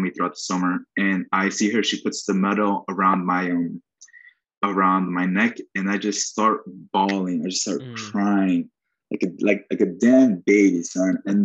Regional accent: New York City, New York, United States; also born or lived in Queens, New York; Hell's Kitchen born and bred

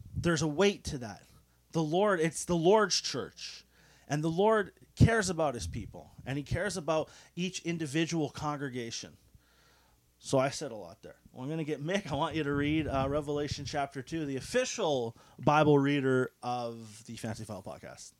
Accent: Canada; for us in the West, we're, we're Canadian, uh, so we are more secular

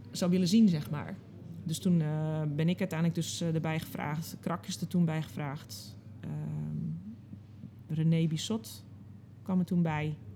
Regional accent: Amsterdam, North Holland, Netherlands; born there; Ik ben geboren in Amsterdam, maar ik kom eigenlijk oorspronkelijk helemaal nergens vandaan.

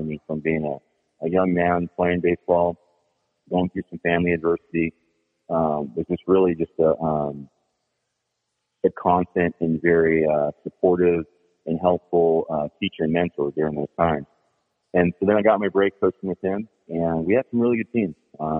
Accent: Tustin, California, United States; Yeah, I'm an Orange County product. I grew up in Tustin. I went to Tustin High.

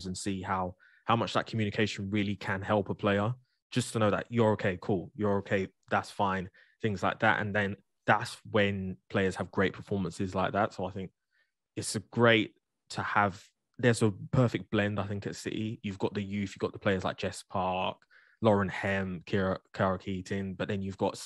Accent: Jamaica; as a Jamaican

